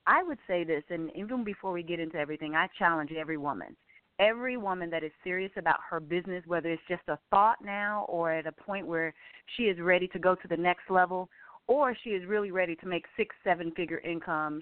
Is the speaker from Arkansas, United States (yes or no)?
yes; Arkansas, United States; I'm a country girl. I'm originally from Arkansas. Grew up, 12 children